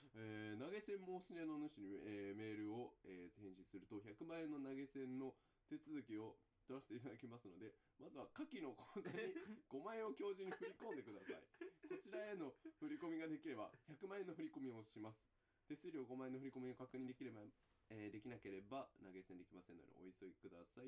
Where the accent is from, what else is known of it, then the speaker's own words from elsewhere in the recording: Kanto, Japan; 俺ら関東人なんだからな